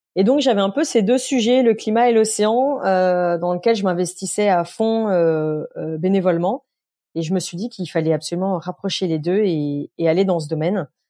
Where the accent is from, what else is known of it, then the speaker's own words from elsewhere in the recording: Beaujolais, Lyon region, Auvergne-Rhône-Alpes, France; j'ai vécu dans un, un village euh, jusqu'à voilà, jusqu'à être majeur grosso modo euh, dans, dans le Beaujolais